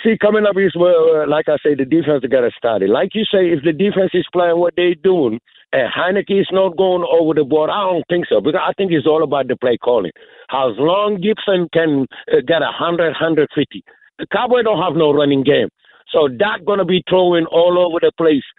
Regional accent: Senegal; moved away; I'm originally from Senegal

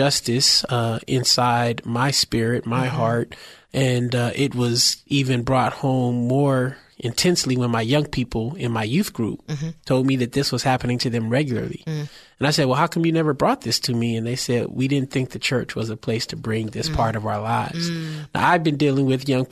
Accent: San Francisco, California, United States; I was born and raised in San Francisco, the Bayview, Hunters Point, part of the city

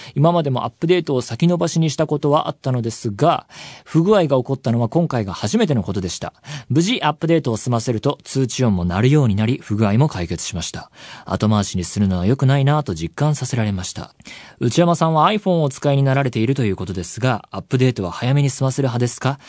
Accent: Saitama, Japan; 埼玉出身

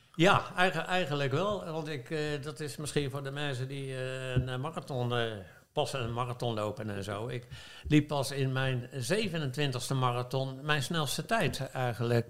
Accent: The Hague, South Holland, Netherlands; als geboren Hagenees

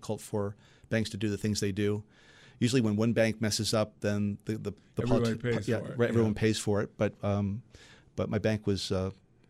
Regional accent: New Jersey, United States; moved away; also born or lived in Boston, Massachusetts; I grew up in New Jersey, so I was a Mets fan.

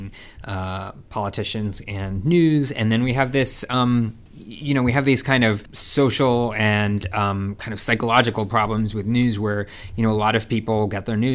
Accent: California, United States; I grew up in California

